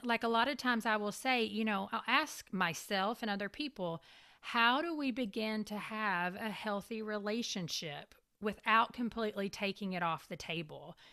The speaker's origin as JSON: {"language": "English", "region": "Kentucky", "country": "United States", "tie": "born or raised there", "also_born_or_lived": "Tampa, Florida", "moved": "yes", "lives_now": "Raleigh, United States", "said": "I grew up in Kentucky where you have very much four very distinct seasons."}